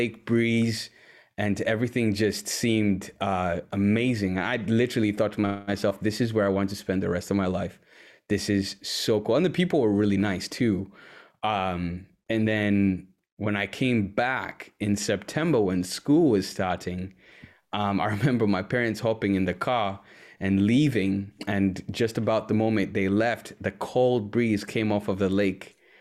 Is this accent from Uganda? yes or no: yes; Uganda; moved away as an adult; also born or lived in Washington, D.C., United States; now in Wisconsin, United States; born and raised in Uganda